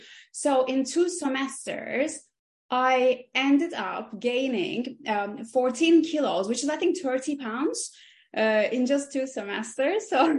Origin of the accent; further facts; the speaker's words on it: Aegean Region, Turkey; English is a second language; I grew up in Turkey, in the Aegean Mediterranean part of Turkey, and both of my mom and dad, they're both engineers.